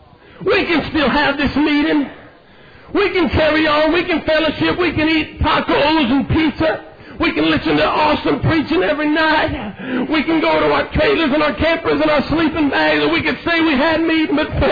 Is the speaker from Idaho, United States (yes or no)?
yes; Idaho, United States; Now, wait a minute. I'm an evangelist. Now, wait a minute, I'm from Idaho.